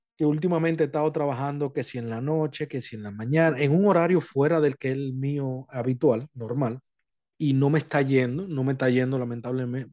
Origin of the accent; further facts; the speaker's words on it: Montecristi, Monte Cristi, Dominican Republic; moved away; yo soy de Montecristi allá, o sea, yo, mi familia es de Montecristi